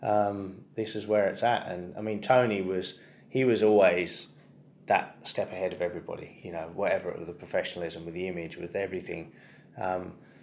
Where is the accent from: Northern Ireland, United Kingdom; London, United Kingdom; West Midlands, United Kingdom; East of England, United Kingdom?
East of England, United Kingdom; Ipswich; born or raised there; also born or lived in Poole